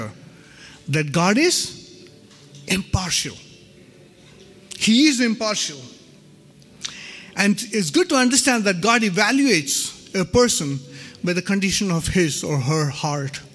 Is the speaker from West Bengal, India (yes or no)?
no; Ranchi, Jharkhand, India; I was born and brought up in Ranchi